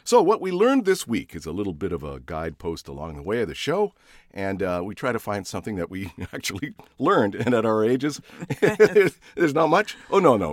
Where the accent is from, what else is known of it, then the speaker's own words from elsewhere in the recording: Canada; moved away; I was born in Canada.